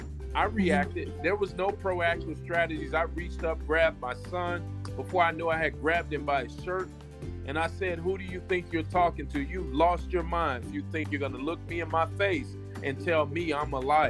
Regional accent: Alabama, United States; I'm born and raised in Alabama.

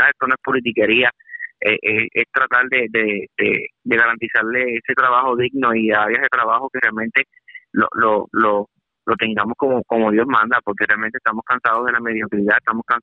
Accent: Puerto Rico; mi pueblo natal, Puerto Rico

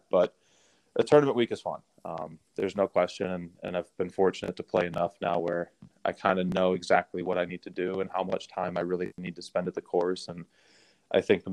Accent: Minnesota, United States; moved away; I grew up in Minnesota

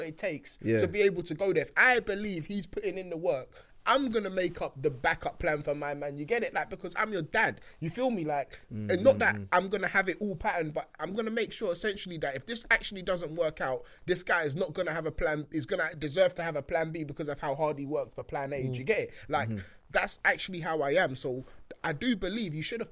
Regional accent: London, United Kingdom; also born or lived in Nigeria; went to the school in East London

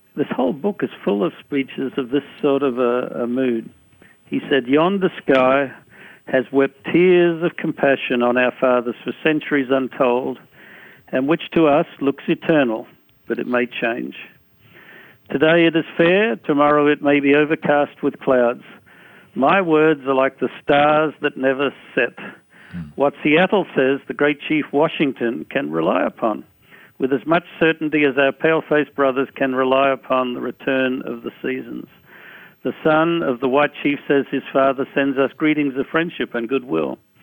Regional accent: Australia; moved away; I came from Australia, where I grew up

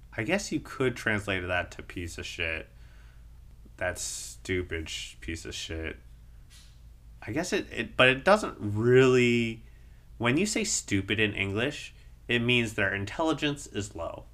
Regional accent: United States; as an American

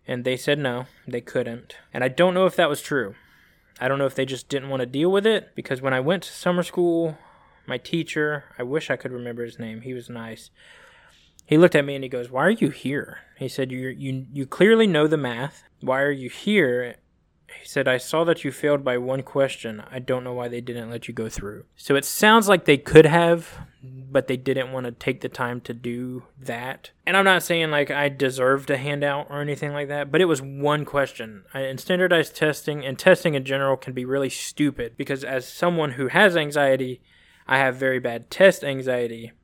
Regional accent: Phenix City, Alabama, United States; also born or lived in California / Columbus, Georgia; I was born in California, and when I was three or four, I think it was, we moved to good old Phoenix City, Alabama, which if anybody's from Phoenix City or Columbus, Georgia, you know that they are neighboring towns, eh, separated by the border of Alabama and Georgia. So Phoenix City, Alabama, and Columbus, Georgia. So I grew up there back and forth.

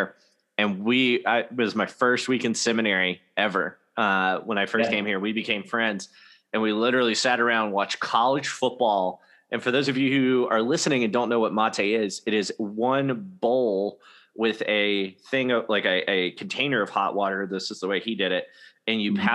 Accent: the South, United States; moved away; also born or lived in Washington; I grew up in the South

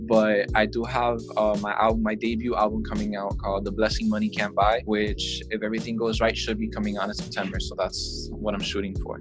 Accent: Miami, Florida, United States; I'm from Miami

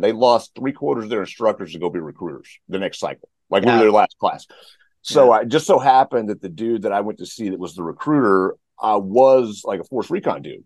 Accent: the Panhandle of Texas, United States; I grew up in Texas. So I'm from the uh, the Panhandle of Texas, little tiny town

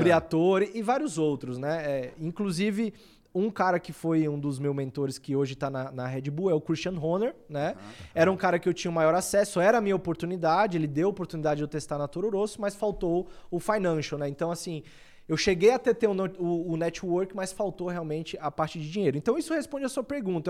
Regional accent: Barreiras, Bahia, Brazil; moved away; E na época eu morava em Barreiras, que é a minha cidade natal, fica na Bahia

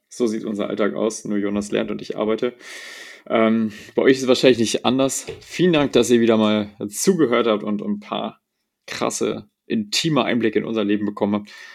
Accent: Bavaria, Germany; bei uns in Bayern

